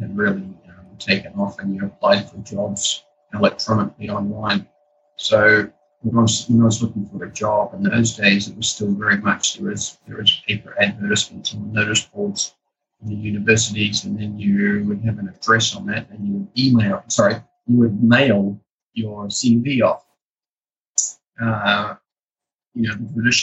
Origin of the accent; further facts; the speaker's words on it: Taranaki, New Zealand; moved away as an adult; also born or lived in Otago; now in Singapore; So I'm originally from Taranaki in New Zealand, and I was born on a hill country sheep farm in quite a remote part of Taranaki out on the eastern side.